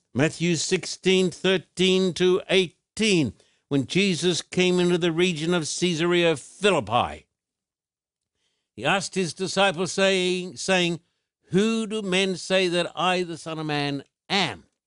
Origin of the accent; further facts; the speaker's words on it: Sydney, New South Wales, Australia; now in United States; Sydney is my hometown